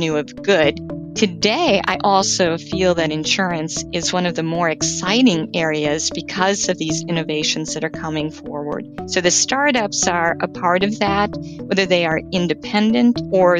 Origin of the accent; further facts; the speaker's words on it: Wisconsin, United States; I have grown up in Wisconsin